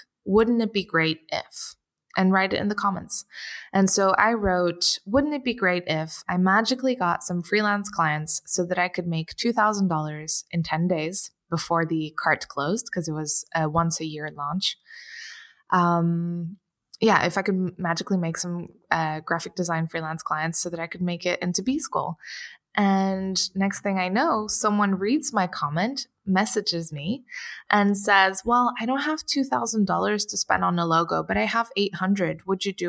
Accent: Portugal; I'm from Portugal, and I you know, missed the sunshine a lot and my friends, and I wanted to be able to afford that.

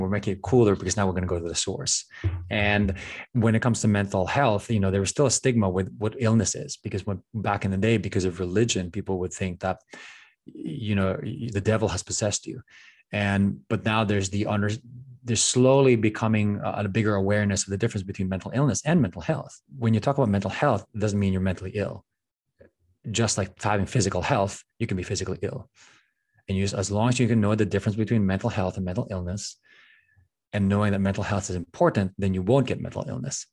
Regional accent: Philippines; moved away; growing up in the Philippines, family is, is everything

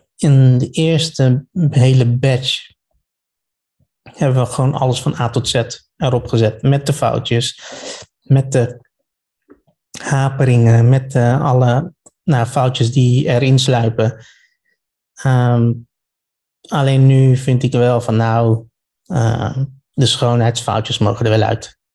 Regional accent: The Hague, South Holland, Netherlands; ik kom uit Den Haag

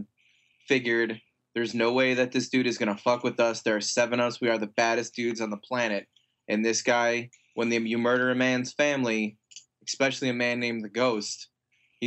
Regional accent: United States; we're American

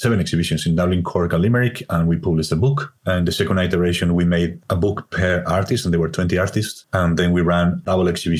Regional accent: Spain; accent: Spanish; English is a second language; now in Ireland; It's my Spanish accent

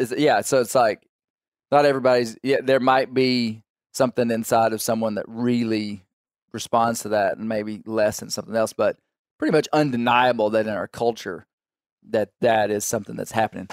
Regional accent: Kentucky, United States; I'm from Kentucky.

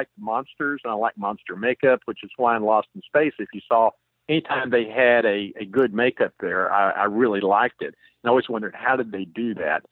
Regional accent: Texas, United States; growing up in Texas

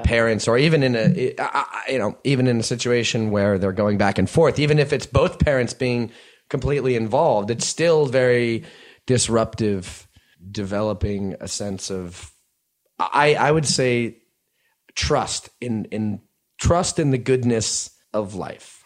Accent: New Jersey, United States; born or raised there; also born or lived in New York City

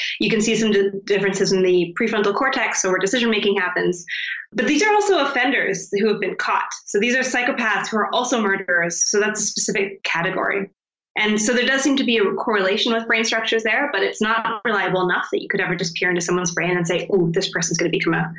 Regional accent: Canada; I'm from Canada.

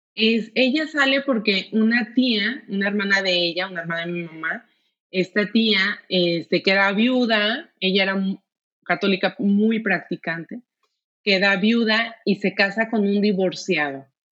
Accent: Guadalajara, Jalisco, Mexico; yo soy de Guadalajara, todos aquí somos de Guadalajara

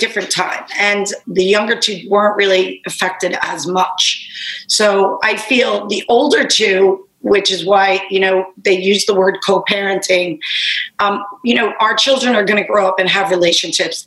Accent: Long Island, New York, United States; also born or lived in Bronx, New York; I was born in the Bronx, but grew up on Long Island, still here. I'm such a Long Island girl

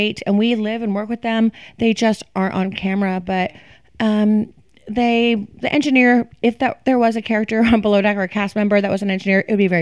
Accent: Florida, United States; now in New York City, United States; I am from Florida.

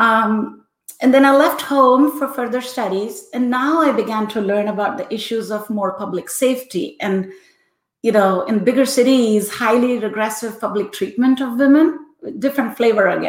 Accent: Rajasthan, India; first language Hindi; English is a second language; moved away; I grew up in the hot state of Rajasthan around a very big family

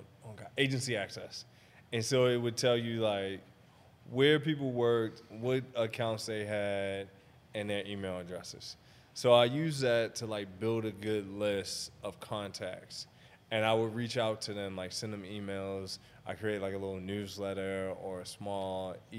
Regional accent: Maryland, United States; I'm from Maryland

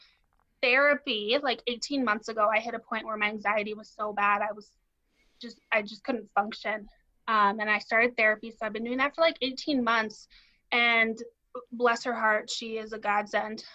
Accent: Denver, Colorado, United States; I grew up in Denver, so close to where you guys are

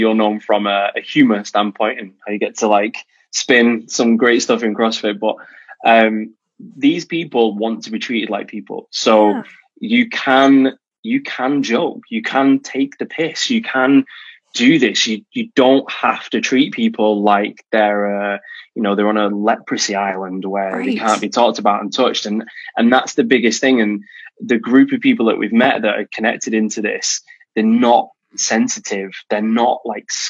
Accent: United Kingdom; as the British guy, I was very worried at coming over to the US

